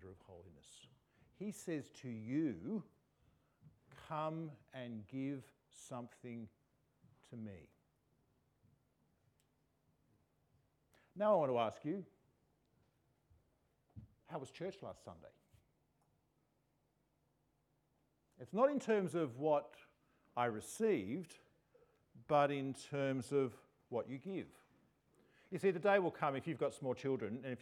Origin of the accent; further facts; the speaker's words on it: Australia; We Australians